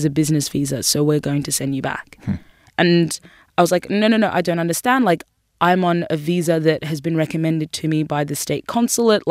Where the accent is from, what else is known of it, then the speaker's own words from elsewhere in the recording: Sudan; now in Australia; I was born in Sudan